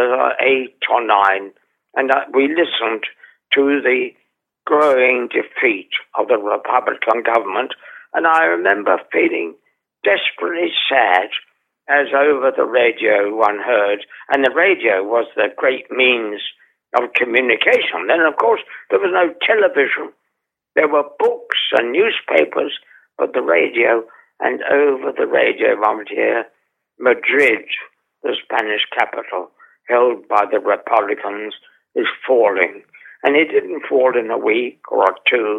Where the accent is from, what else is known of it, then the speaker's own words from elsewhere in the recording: London, United Kingdom; also born or lived in Holborn, London; I was brought up in the East End of London in a large Georgian house that was slowly being allowed to fall apart.